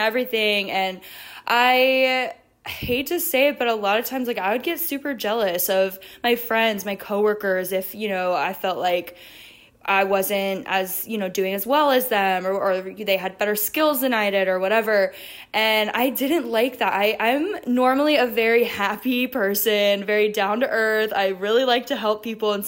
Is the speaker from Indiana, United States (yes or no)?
no; South Florida, United States; I'm out here in South Florida. I grew up here in South Florida, so it's a familiar place for me